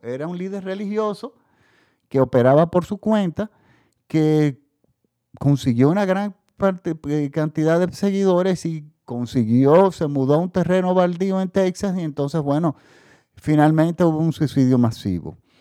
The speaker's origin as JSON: {"language": "Spanish", "country": "Dominican Republic", "said": "aquí en mi país también, en República Dominicana"}